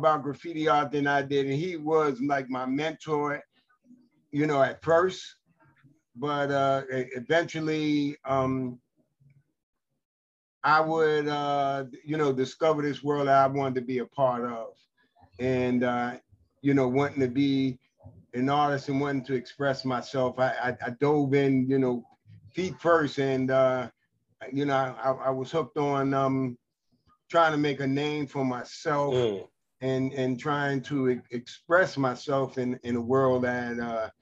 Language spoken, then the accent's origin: English; New York City, New York, United States; I grew up in the Lewis H. Pink houses